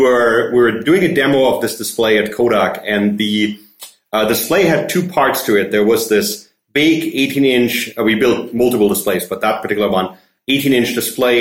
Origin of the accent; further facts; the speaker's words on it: Germany; English is a second language; moved away as an adult; also born or lived in Vancouver, Canada; now in Montreal, Canada; I grew up in Germany, obviously speak German.